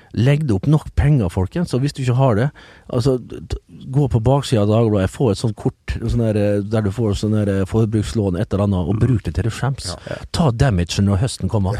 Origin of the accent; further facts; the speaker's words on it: Western Norway, Norway; moved away; jeg skal være hjemme på Vestlandet